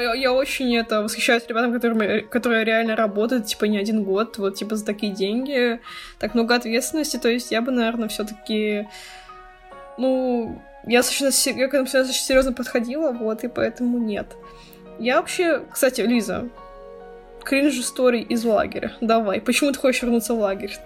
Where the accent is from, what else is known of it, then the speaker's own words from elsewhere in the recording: Russia; мы как бы из России, мы не богатые